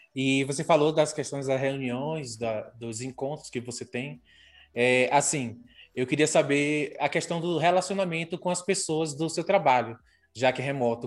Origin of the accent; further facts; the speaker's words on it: interior of Maranhão, Brazil; moved away; Eu sou do interior do Maranhão.